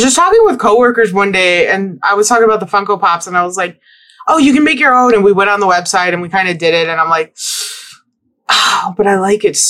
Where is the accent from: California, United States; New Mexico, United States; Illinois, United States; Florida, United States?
Illinois, United States; Chicago; now in Seattle, United States; that's still my hometown